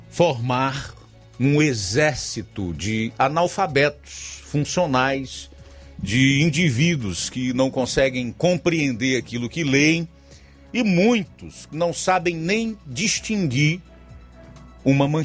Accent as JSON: {"language": "Portuguese", "town": "Cacimba Nova", "country": "Brazil", "said": "sou da Cacimba Nova."}